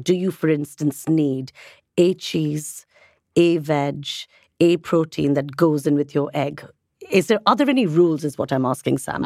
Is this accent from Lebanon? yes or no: no; India; I'm obviously from India